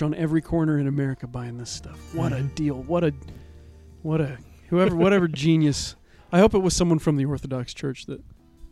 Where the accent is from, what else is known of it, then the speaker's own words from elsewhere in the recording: Claypool, Indiana, United States; There was a place in Claypool called Warren Hill where we would all sled in the winter